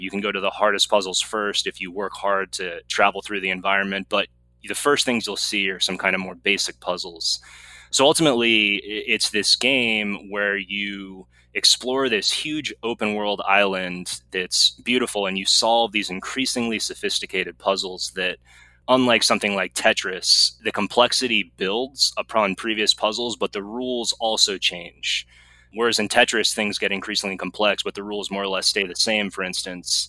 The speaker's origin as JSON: {"language": "English", "region": "California", "country": "United States", "tie": "born or raised there", "also_born_or_lived": "Massachusetts", "said": "Been in California most of my life. I was born in Massachusetts and I moved out when I was about 7 or 8. And I did all my schooling in California after"}